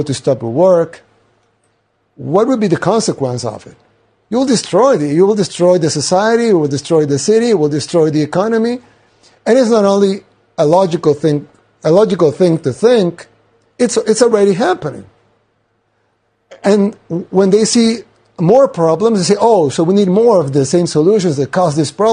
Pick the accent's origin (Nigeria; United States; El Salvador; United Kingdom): El Salvador